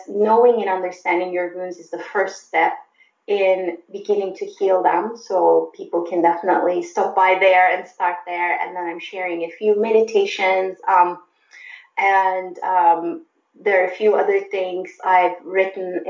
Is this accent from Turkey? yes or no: yes; Turkey; moved away as an adult; also born or lived in Germany; now in United States; I grew up in Turkey and I went to college in Turkey